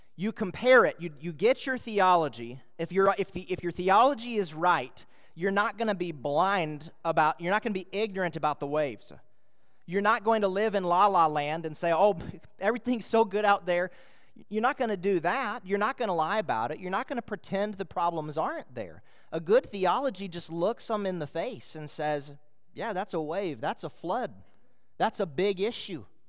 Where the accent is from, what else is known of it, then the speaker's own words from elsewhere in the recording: Minnesota, United States; moved away; I was a boy in Minnesota